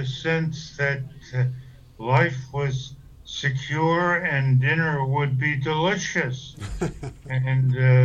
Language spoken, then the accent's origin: English; Hartford, Connecticut, United States; also born or lived in New Britain, Connecticut; I was born in Hartford, Connecticut in March 20th, 1926